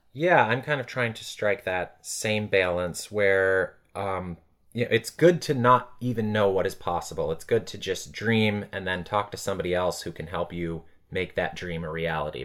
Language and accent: English; Blue Mounds, Wisconsin, United States; moved away as an adult; also born or lived in Chicago / Madison, Wisconsin; now in Los Angeles, United States; I grew up in the small town of Blue Mounds, Wisconsin.